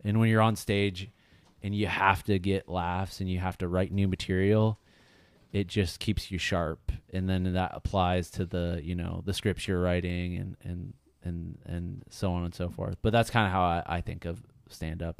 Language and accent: English; Ohio, United States; moved away as an adult; also born or lived in Chicago; now in Los Angeles, United States; I grew up in Ohio